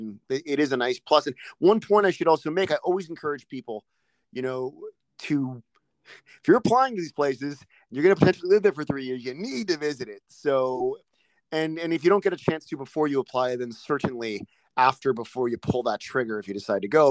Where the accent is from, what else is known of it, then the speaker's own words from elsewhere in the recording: East Coast, United States; now in California, United States; I'm from I'm from the East Coast as well